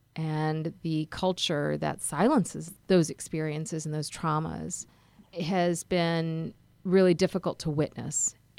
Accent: Karachi, Sindh, Pakistan; born there; I was born in Karachi, Pakistan, and I think that the experiences of being an immigrant in this country, I think the experiences of going back to Pakistan and meeting cousins who were less fortunate

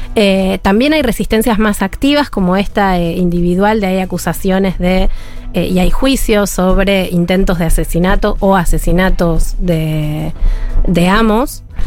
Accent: Argentina; como buena argentina

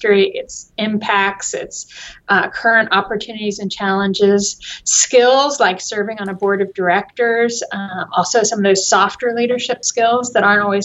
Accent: Bartlesville, Oklahoma, United States; also born or lived in West Virginia; now in Tulsa, United States; I grew up in Bartlesville, not far from here

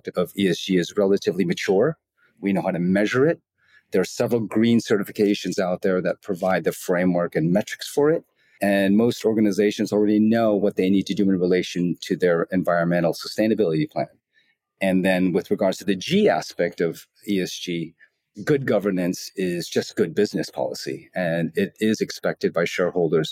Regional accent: Los Angeles, California, United States; moved away as an adult; now in Asia; the United States, where I'm originally from. I'm from Los Angeles

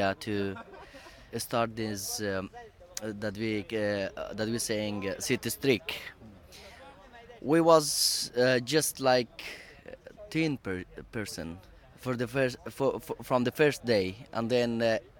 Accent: Afghanistan; now in Sweden; I'm from refugees, I'm from Afghanistan, from this place.

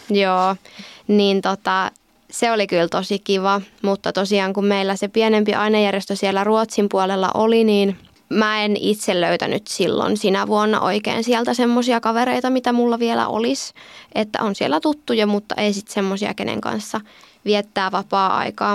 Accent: Lohja, Uusimaa, Finland; moved away as an adult; now in Joensuu, Finland; mä oon kotoisin Lohjalta

